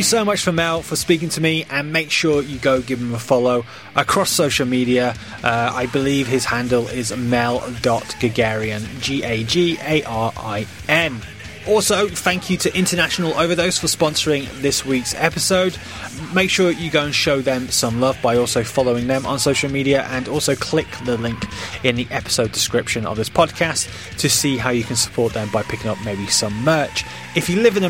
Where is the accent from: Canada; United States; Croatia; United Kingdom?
United Kingdom; as a Brit